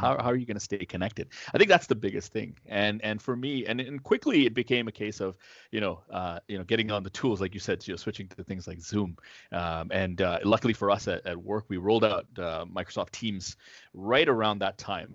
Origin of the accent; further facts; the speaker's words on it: Toronto, Ontario, Canada; now in Ottawa, Canada; I grew up in Toronto